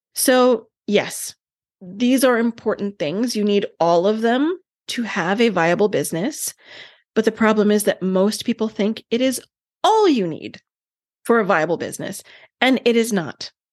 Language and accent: English; Canada; I'm Canadian